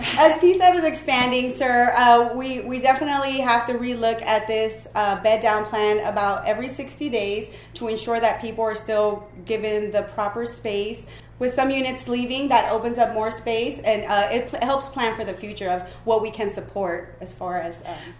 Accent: Brownsville, Texas, United States; I'm originally from Brownsville, Texas, stationed at Dyess Air Force Base.

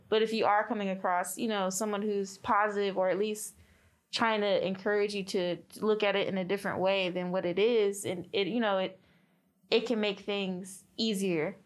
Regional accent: Miami, Florida, United States; moved away; originally we're both actually from Miami, Florida

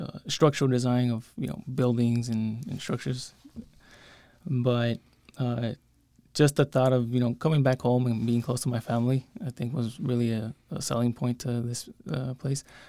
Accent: San Luis, Arizona, United States; I came back, uh, to, to my hometown and started working here.

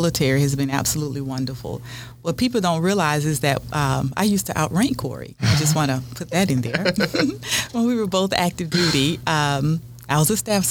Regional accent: Montgomery, Alabama, United States; moved away as an adult; also born or lived in Florida / Washington, D.C.; now in West Virginia, United States; I'm originally from Florida. Was raised in Montgomery, Alabama

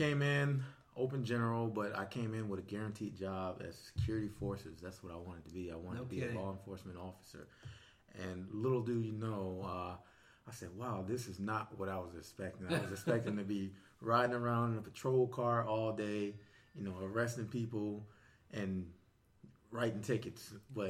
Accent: Portsmouth, Virginia, United States; Yes, but originally I'm from Portsmouth, Virginia, right here in the lovely state of Virginia.

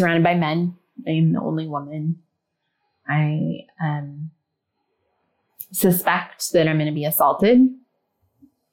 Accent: Ohio, United States; I grew up in the Midwest. I'm from Ohio.

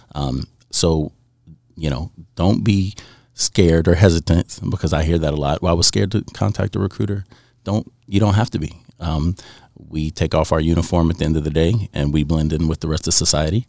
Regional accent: southern West Virginia, United States; recruiting in the southern part of West Virginia in my hometown

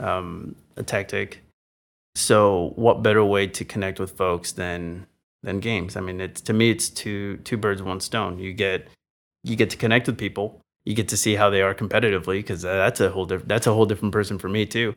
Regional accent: San Antonio, Texas, United States; moved away; I grew up in San Antonio, Texas

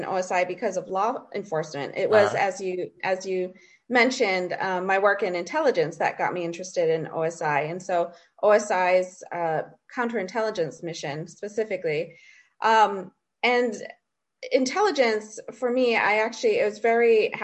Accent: Hawaii, United States; moved away as an adult; also born or lived in Washington; I grew up in Hawaii

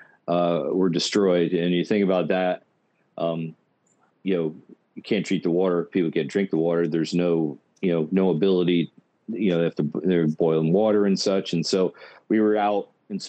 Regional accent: Orange, Texas, United States; I'm from Orange originally, so which is right next to there

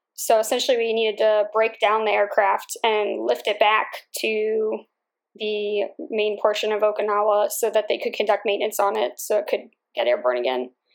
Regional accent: Holland, Pennsylvania, United States; I grew up in Bucks County, which is an area in northeast Philadelphia. It's a town called Holland

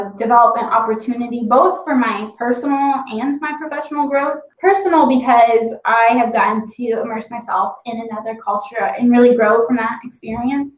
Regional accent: Dayton, Ohio, United States; I grew up outside Wright-Patterson Air Force Base. That's home for me

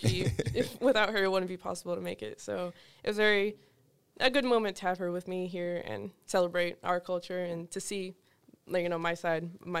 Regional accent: Boston, Massachusetts, United States; born there; They came straight to Boston, Mass, where I was born.

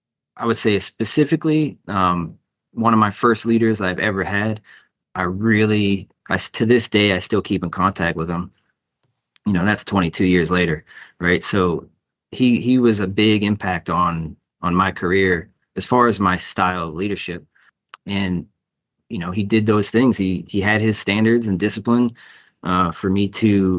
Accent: Pittsburgh, Pennsylvania, United States; moved away as an adult; now in Minneapolis, United States; I am from Pittsburgh, Pennsylvania, where I joined the Army in October of 2001

